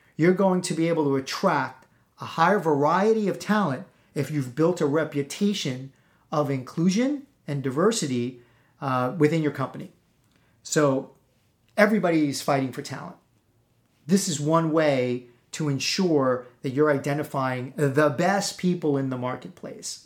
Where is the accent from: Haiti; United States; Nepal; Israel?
United States; East Coast